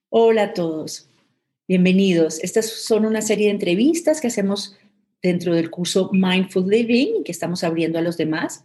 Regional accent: Colombia; now in Mexico City, Mexico; soy originalmente colombiana

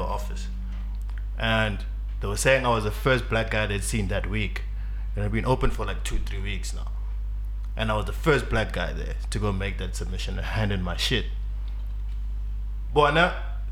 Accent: South Africa

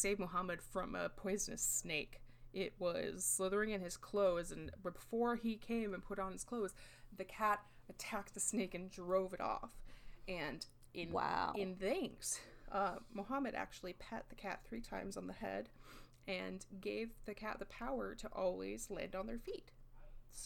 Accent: Midwest, United States; I was raised in the Midwest, white Midwest, like, Catholic raised, but not anymore

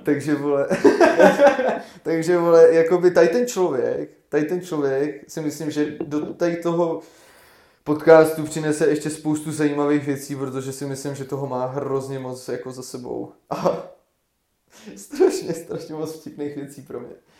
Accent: Varnsdorf, Ústí nad Labem Region, Czechia; jsme z Maďáku

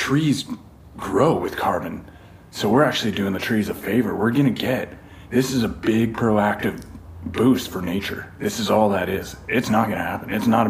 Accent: Golden, British Columbia, Canada; now in La Paz, Mexico; I like to tell people I'm from Golden

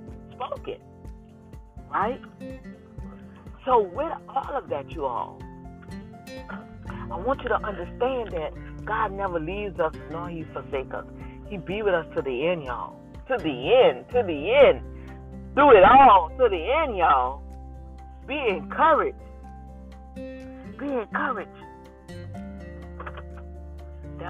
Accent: New Orleans, Louisiana, United States; moved away; my hometown city, New Orleans, Louisiana

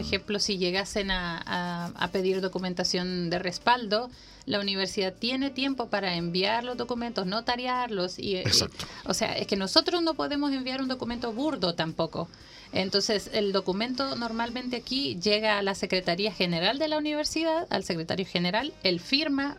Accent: Honduras; now in Chile; yo nací en Honduras

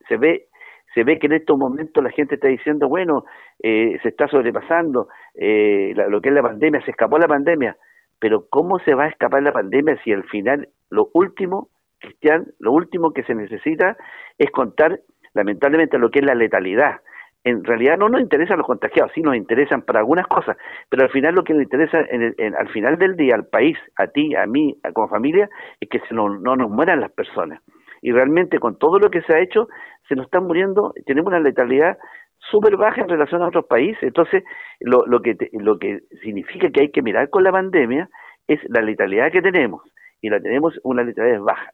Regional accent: Chile; Yo le agradezco a él como chileno

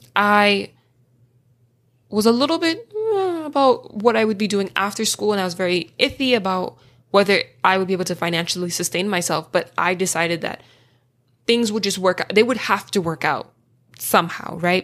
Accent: Florida, United States; I'm from Florida

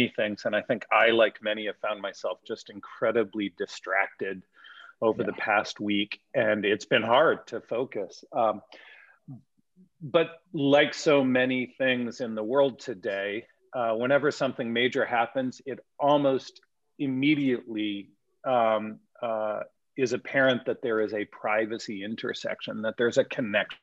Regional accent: Canada; as a Canadian

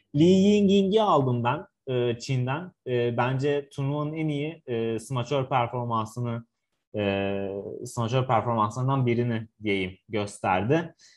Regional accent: Ankara, Turkey; Bir Ankaralı olarak

